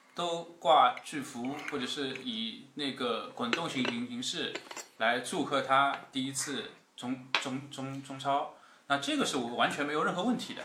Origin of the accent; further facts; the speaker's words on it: Shanghai, China; 作为我们上海人